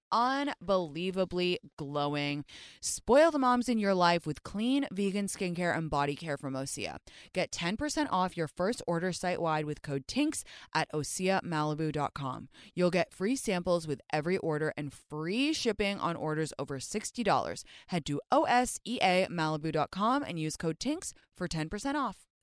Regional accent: London, United Kingdom; accent: British; moved away as an adult; also born or lived in Stanford, California, United States; I grew up in London, so the school system was super different

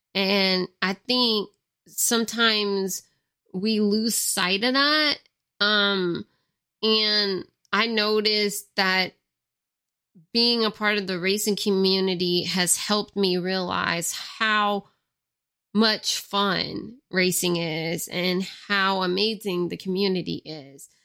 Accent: Louisiana, United States; most of the people here are Cajun or Creole, or sometimes both. Like, with me, I'm both. I'm Cajun and Creole because I have both in my family

